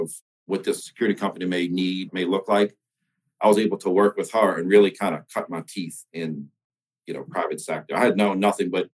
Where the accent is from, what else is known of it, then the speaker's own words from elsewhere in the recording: St. Bernard Parish, outside New Orleans, Louisiana, United States; I grew up in St. Bernard Parish, which is just outside New Orleans